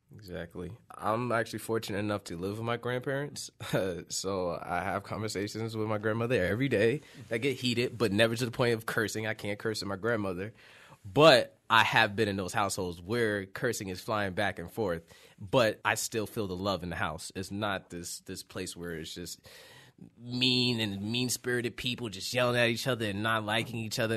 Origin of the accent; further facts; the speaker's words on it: Yonkers, New York, United States; moved away; I'm from Yonkers, New York.